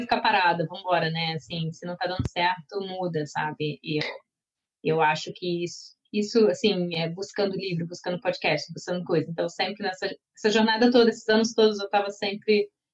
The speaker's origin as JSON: {"language": "Portuguese", "country": "Brazil", "moved": "as an adult", "lives_now": "Slovenia", "said": "sendo brasileira"}